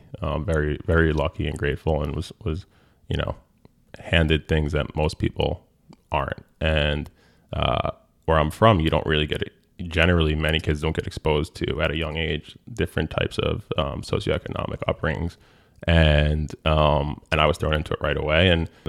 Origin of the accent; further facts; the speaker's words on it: Rye Brook, New York, United States; It was kids from White Plains, Portchester. I was from Rybrook.